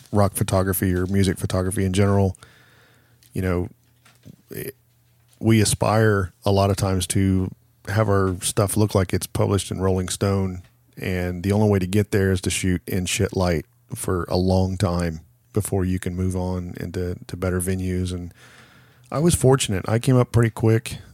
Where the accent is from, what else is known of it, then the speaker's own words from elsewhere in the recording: Chillicothe, Ohio, United States; I need to do a show in my hometown